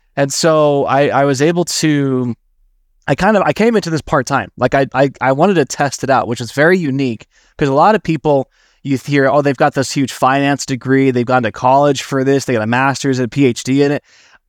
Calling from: Salt Lake City, Utah, United States; So I'm tuning in from Salt Lake City. That's where I'm based out of.

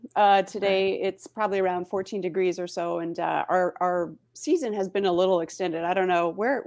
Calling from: Niagara, Ontario, Canada; I am in Ontario, in Canada.

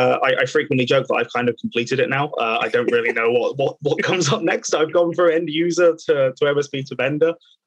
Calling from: Reading, South East England, United Kingdom; So I am joining from Reading today. So obviously just out to the west of London.

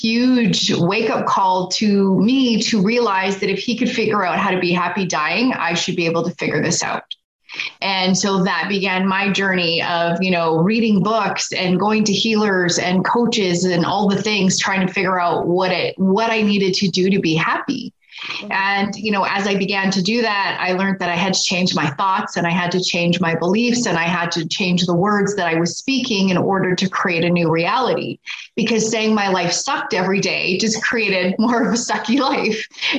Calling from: Edmonton, Alberta, Canada; Just outside of Edmonton, Alberta, Canada.

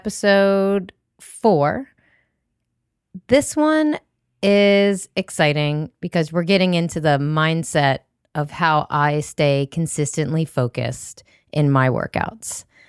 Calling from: Alexandria, Virginia, United States; I'm recording from Alexandria, Virginia

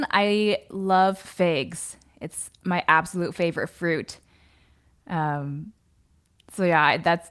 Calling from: San Diego, California, United States; I'm calling in from San Diego, which is Kumeyaay land in Southern California.

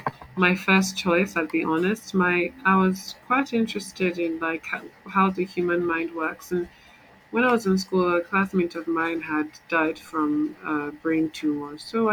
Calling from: Lagos, Nigeria; Lagos, Nigeria.

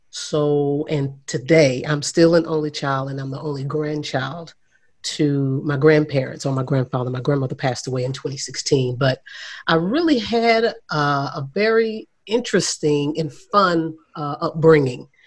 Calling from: Haslet, Texas, United States; I am here in Northwest Fort Worth. It's a small town right outside of uh, Fort Worth called Haslet.

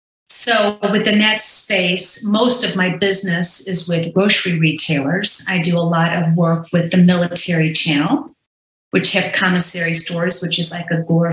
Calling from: Orange County, California, United States; I'm calling in from Orange County, California. I've been here for about 10 years. I just turned 50 on Saturday

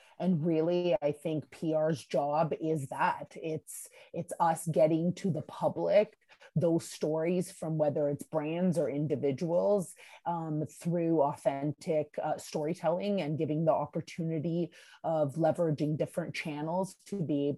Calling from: Budapest, Hungary; I'm actually calling from Budapest, Hungary.

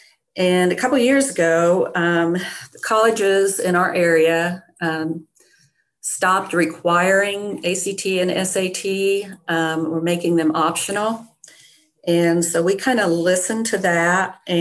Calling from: Greenfield, Indiana, United States; I'm calling from Greenfield, Indiana, East Central Indiana.

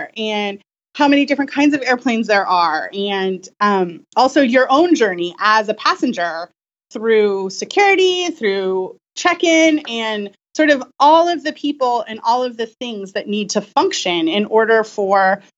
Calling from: Franklin, Tennessee, United States; Franklin, Tennessee. Lonely Planet is based here in Franklin.

